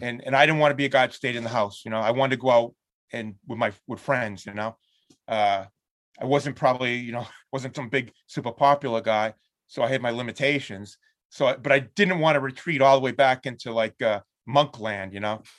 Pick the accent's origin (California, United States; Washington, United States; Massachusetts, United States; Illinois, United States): Massachusetts, United States; Lynn; There's this club in my hometown